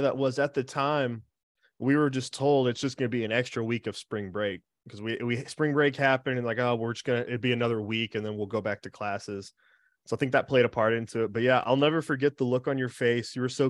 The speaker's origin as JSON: {"language": "English", "town": "College Station", "region": "Texas", "country": "United States", "tie": "born or raised there", "said": "growing up in College Station till the time that I was in high school and college"}